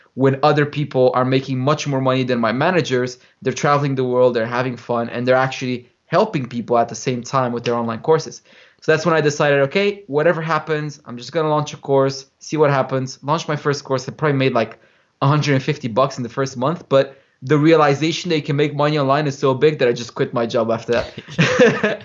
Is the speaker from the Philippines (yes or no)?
no; Romania; moved away as an adult; also born or lived in United Kingdom; I grew up in Romania